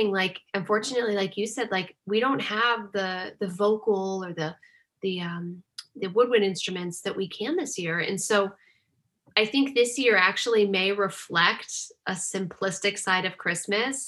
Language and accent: English; Northeast, United States; And I'm from the Northeast